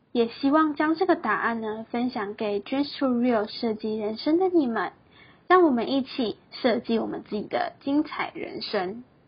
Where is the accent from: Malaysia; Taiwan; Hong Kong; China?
Taiwan; moved away as an adult; also born or lived in Taipei; 我是一个来自乡下的小孩。 在大学的时候呢，来到台北这个大家口中说的天然国的城市里读书。我放弃了高雄的好学校，来到台北读大学的进修部